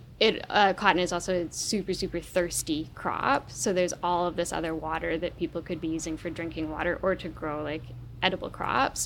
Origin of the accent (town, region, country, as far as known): Vancouver Island, British Columbia, Canada; born or raised there